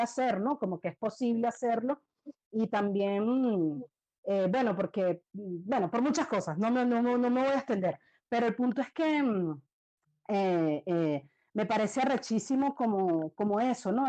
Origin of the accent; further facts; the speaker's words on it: Venezuela; siendo yo venezolana